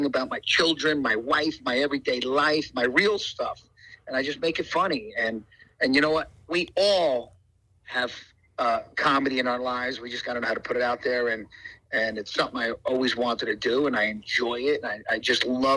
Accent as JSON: {"language": "English", "town": "Paterson", "region": "New Jersey", "country": "United States", "tie": "born or raised there", "said": "I grew up in Paterson, New Jersey"}